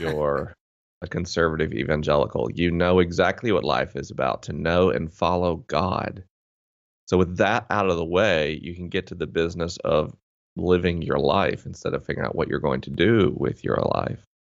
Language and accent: English; Tallahassee, Florida, United States; I grew up in Tallahassee, Florida, which is, uh, definitely Bible Belt territory